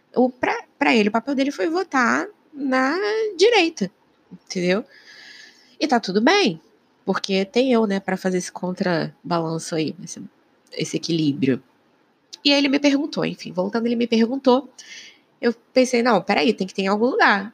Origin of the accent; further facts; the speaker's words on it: Rio de Janeiro, Brazil; Eu sou do Rio de Janeiro